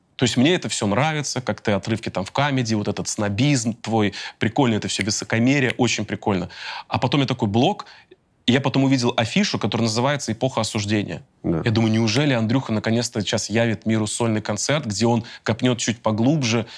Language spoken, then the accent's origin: Russian; Volgograd, Volgograd Oblast, Russia; moved away; Я при этом родился в Красноармейском районе